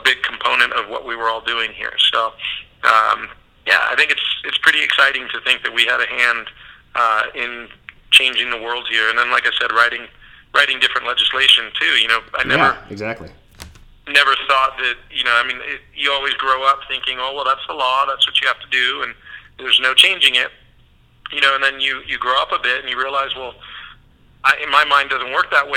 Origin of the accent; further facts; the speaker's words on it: San Diego, California, United States; also born or lived in San Francisco; now in Hawaii, United States; I grew up in San Diego